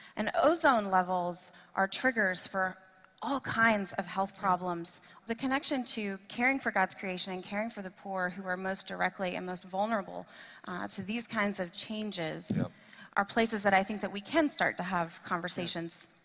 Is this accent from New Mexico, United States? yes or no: no; Tennessee, United States; I am from uh, Tennessee, that's my home state